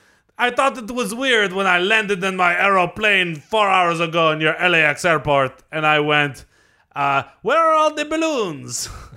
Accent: France; English is a second language; Well, I like them better, but I am from France.

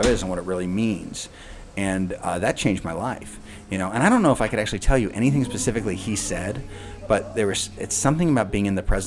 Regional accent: East Coast, United States; moved away as an adult; now in Chicago, United States; I grew up in the East Coast

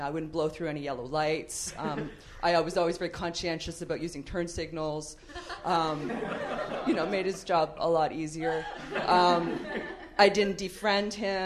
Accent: Canada; moved away as an adult; now in Los Angeles, United States; I'm Canadian.

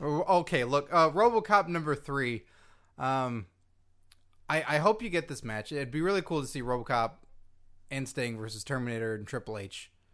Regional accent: Carrollton, Texas, United States; fellow Texan myself

